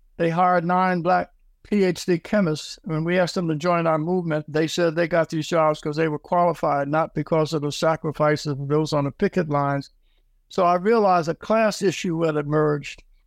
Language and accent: English; Philadelphia, Pennsylvania, United States; I am from Philadelphia, Pennsylvania. Uh, I uh, was born in the at the end of the, the Depression 1937.